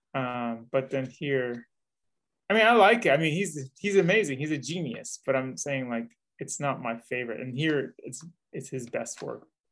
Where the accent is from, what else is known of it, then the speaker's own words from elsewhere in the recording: the Bay Area, California, United States; I'm from the Bay Area